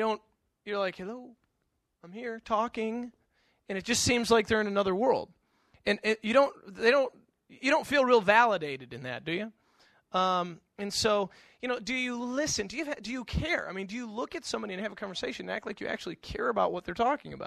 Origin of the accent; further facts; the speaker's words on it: Western New York, United States; moved away as an adult; also born or lived in the South (college); I grew up in Western New York